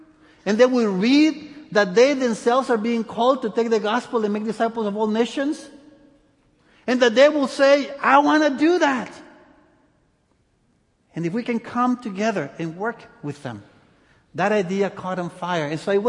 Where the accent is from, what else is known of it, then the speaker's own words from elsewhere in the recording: El Salvador; born there; also born or lived in many countries; Anyway, I was born in El Salvador. I lived in many countries.